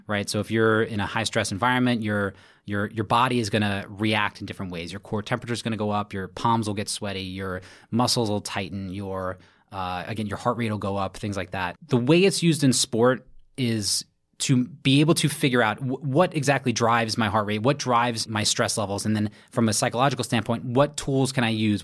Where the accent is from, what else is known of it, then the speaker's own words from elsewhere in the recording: Brooklyn, New York, United States; from Brooklyn, New York, born and raised